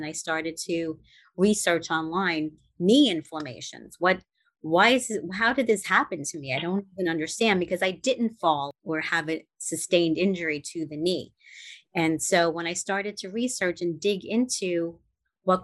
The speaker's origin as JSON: {"language": "English", "town": "New York City", "region": "New York", "country": "United States", "tie": "born or raised there", "also_born_or_lived": "Upper West Side, Manhattan", "said": "I grew up in Brooklyn, and it was a mixed neighborhood"}